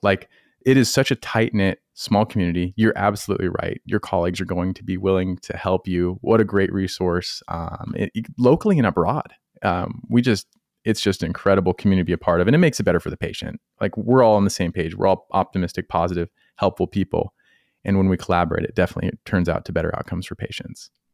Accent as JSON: {"language": "English", "region": "Colorado", "country": "United States", "moved": "yes", "lives_now": "North Carolina, United States", "said": "I'm from Colorado. I was nowhere near, near the ocean"}